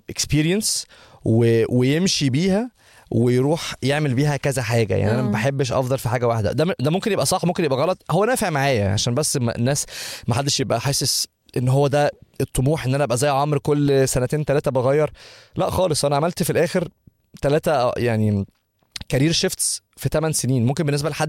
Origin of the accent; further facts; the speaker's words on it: Egypt; now in United States; احنا عندنا في مصر ده بنضربه في الشبشب